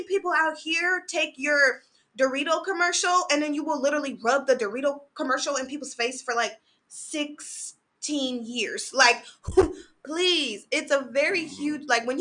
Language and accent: English; Sacramento, California, United States; moved away as an adult; now in Los Angeles, United States; I'm a Sacramento baby